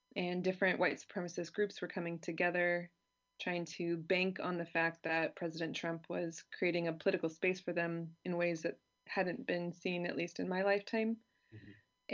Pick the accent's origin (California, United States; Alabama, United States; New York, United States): California, United States; moved away as an adult; now in Germany; I grew up in California